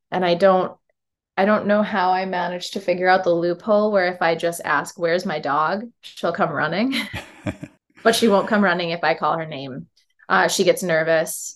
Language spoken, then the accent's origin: English; Syracuse, New York, United States; now in Philadelphia, United States; growing up in Syracuse